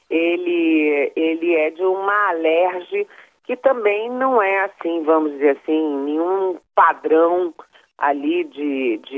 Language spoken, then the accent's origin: Portuguese; Rio de Janeiro, Brazil; moved away; Você sabe que eu sou carioca, né? A minha parte materna é carioca, minha mãe e meu irmão moram no Rio.